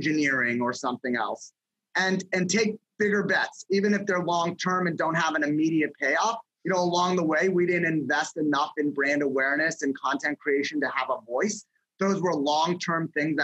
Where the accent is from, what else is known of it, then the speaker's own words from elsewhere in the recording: Los Angeles, California, United States; moved away as an adult; also born or lived in Las Vegas / Columbus, Ohio; I grew up in Los Angeles and I went to college in Las Vegas